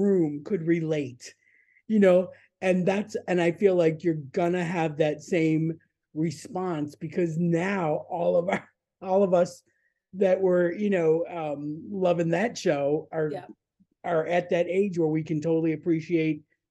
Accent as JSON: {"language": "English", "town": "Buffalo", "region": "New York", "country": "United States", "tie": "born or raised there", "said": "I grew up in Buffalo, but not the real New York."}